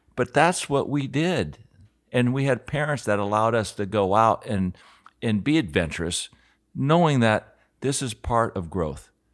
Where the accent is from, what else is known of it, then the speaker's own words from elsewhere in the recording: Aspen, Colorado, United States; growing up in Aspen, I was like twelve years old